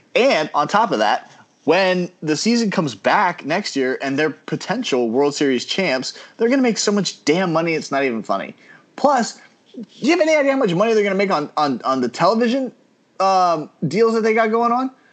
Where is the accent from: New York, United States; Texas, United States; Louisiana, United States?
New York, United States; I'm a New Yorker